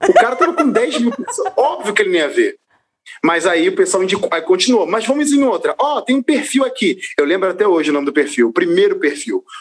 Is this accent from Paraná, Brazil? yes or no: no; Rio de Janeiro, Brazil; moved away; eu sou natural do Rio de Janeiro